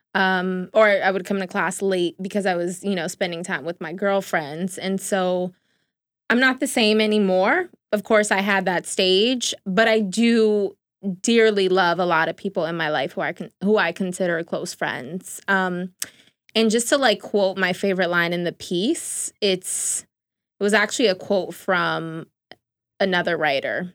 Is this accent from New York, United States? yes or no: yes; New York City, New York, United States; I'm also from the Bronx